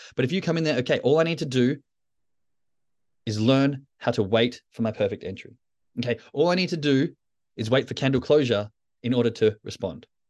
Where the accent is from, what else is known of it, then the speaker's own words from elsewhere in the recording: Australia; moved away; as an Australian in, now in the Northern Hemisphere